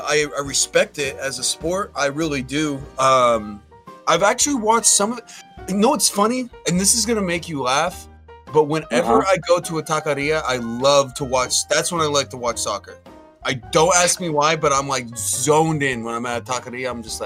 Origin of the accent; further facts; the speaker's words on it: San Francisco Bay Area, California, United States; And I'm born and raised in the San Francisco Bay Area.